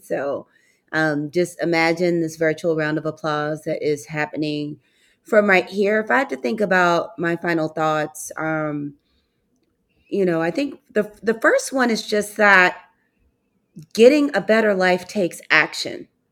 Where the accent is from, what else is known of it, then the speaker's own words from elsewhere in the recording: St. Louis, Missouri, United States; I grew up in Saint Louis, Missouri, and my father's family is from Mississippi